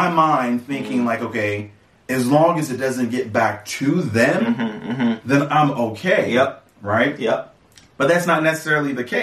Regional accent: Atlanta, Georgia, United States; I was raised in Atlanta.

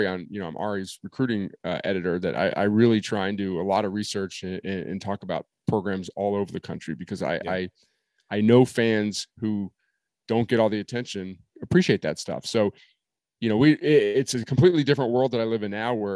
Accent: New Jersey, United States; I grew up in New Jersey

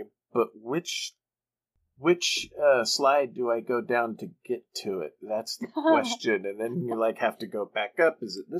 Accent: Canada; As a Canadian

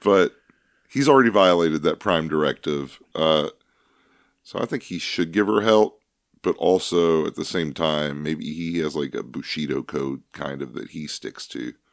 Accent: Kentucky, United States; we're from Kentucky. That's the bluegrass state

